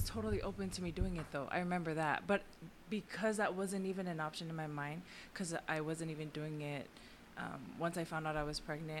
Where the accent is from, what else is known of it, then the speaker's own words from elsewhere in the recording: Laie, Hawaii, United States; moved away; also born or lived in Washington; Growing up, I grew up in La'i, and we were one of the only houses with a pool in the backyard.